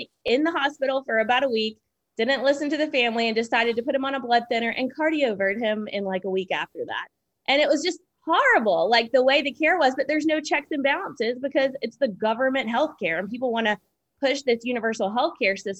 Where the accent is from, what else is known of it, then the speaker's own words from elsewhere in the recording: United States; also born or lived in Seattle; as American